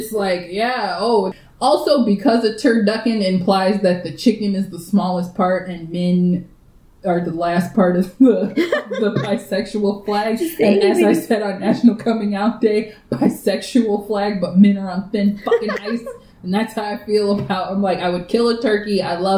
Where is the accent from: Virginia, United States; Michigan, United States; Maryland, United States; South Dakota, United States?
Michigan, United States; the Midwest; I'm from the Midwest and I'm queer